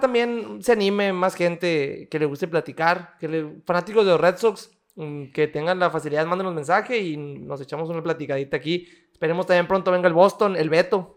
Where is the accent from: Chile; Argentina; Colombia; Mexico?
Mexico; de México